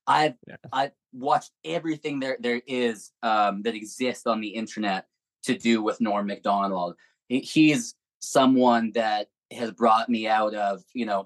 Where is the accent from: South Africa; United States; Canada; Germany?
Canada; Edmonton, Alberta; moved away; also born or lived in Vancouver; I grew up in Edmonton, at least in the high school years.